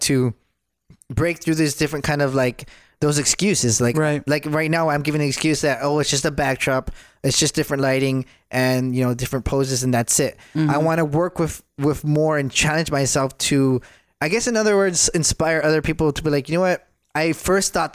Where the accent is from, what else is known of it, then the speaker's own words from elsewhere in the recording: Michigan, United States; now in Texas, United States; I'm originally from Michigan